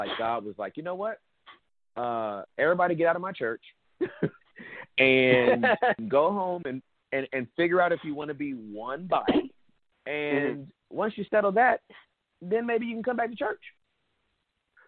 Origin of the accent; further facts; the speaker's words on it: Inglewood, California, United States; I was born and raised in Inglewood, California